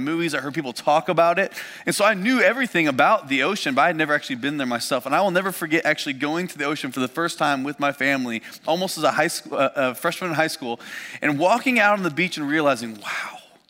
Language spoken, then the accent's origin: English; Indiana, United States; I grew up in Indiana